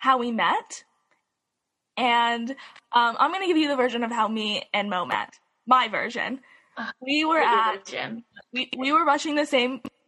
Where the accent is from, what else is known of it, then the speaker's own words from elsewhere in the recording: Salt Lake City, Utah, United States; I grew up in Salt Lake City